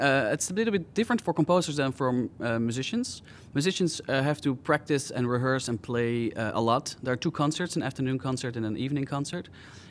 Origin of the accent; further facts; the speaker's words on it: Amsterdam, North Holland, Netherlands; I'm a composer from Amsterdam, Holland